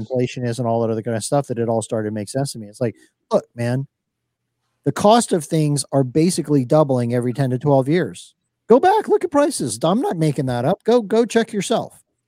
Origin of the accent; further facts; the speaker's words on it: Miami, Florida, United States; I grew up in Miami, watching Miami Vice